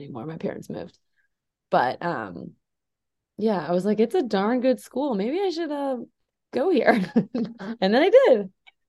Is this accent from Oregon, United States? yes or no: no; Lake Forest, Illinois, United States; But I'm from Lake Forest, Illinois, originally. So it's 30 minutes north of here.